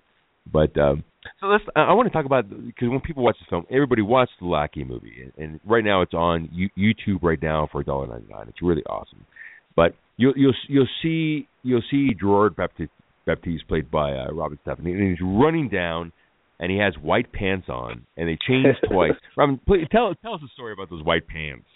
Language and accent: English; Los Angeles, California, United States; growing up in Hollywood